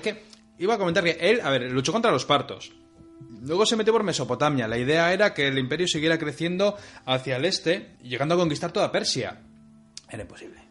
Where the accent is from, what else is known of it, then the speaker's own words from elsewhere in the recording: Bilbao, Basque Country, Spain; De Bilbao